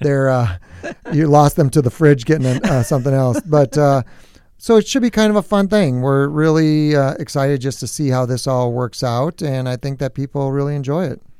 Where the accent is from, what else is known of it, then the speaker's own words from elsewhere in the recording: New Prague, Minnesota, United States; I'm from New Prague, so it's just, you know, northeast of here about forty-five minutes, just south of the metro